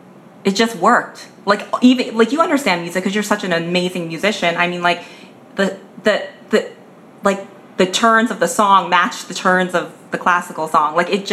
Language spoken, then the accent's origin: English; Pennsylvania, United States; Pennsylvania. like Western Central Pennsylvania. I call it Pennsylvania, like not Philadelphia.